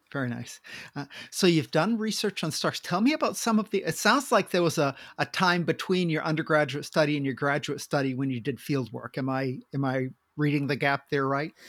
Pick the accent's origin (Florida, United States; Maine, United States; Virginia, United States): Maine, United States; moved away as an adult; now in Washington, United States; I grew up in Maine and moved to Washington after I got out of the military.